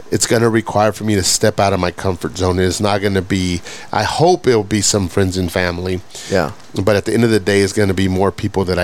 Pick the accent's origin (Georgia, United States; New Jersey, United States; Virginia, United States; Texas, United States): Texas, United States; Fort Worth; I grew up in Southside Fort Worth, and uh, when I started school, you know, I'm, I'm first generation. You know, m- uh, very little money very little English in the household, no education on my parents' behalf.